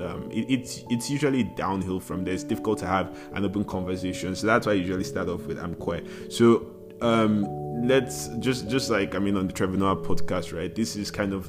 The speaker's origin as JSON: {"language": "English", "region": "Lagos", "country": "Nigeria", "tie": "born or raised there", "said": "I was born a baby boy and I was raised in Lagos."}